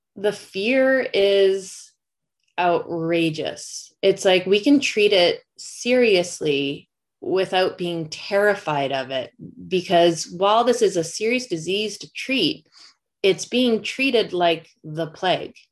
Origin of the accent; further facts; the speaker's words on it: Canada; as a Canadian